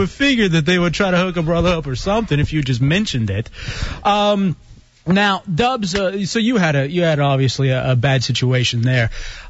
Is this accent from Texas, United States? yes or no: yes; Texas, United States; moved away; I am actually from Texas.